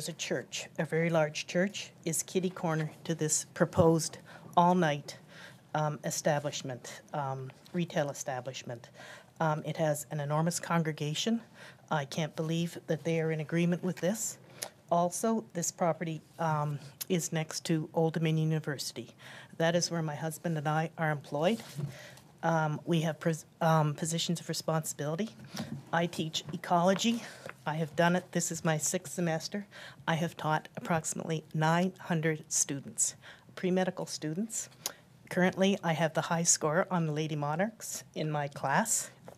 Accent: United Kingdom; moved away as an adult; now in Hampton, United States; I'm new to Hampton, to Tidewater, as you can hear. We moved here from Britain about 2.5 years ago.

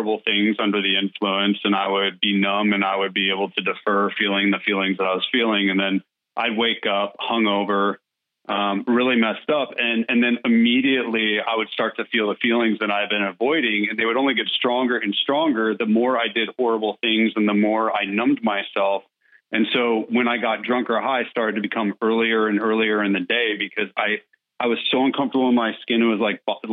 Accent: California, United States; now in Nashville, United States; I was in California

